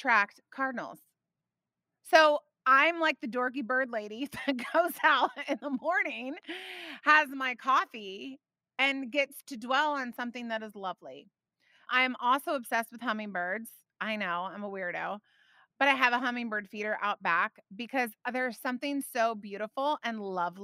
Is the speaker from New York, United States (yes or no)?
no; Indiana, United States; moved away; I grew up in Indiana.